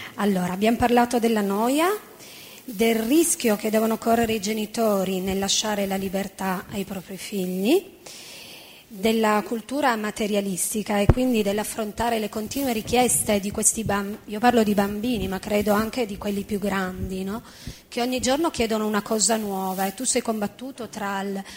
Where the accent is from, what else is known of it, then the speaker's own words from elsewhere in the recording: Turin, Piedmont, Italy; moved away as an adult; now in Rome, Italy; Parlo da torinese, no? che vive a Roma da 14 anni.